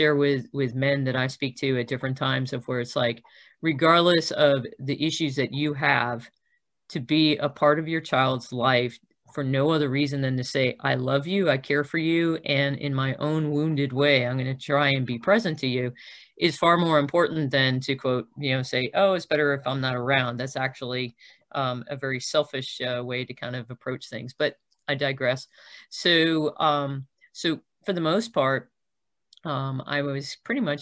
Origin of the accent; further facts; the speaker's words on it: South Florida, United States; moved away as an adult; also born or lived in Nyack, New York / Milwaukee, Wisconsin; by the time I went to college, I was coming out of South Florida, where we had moved when I was nine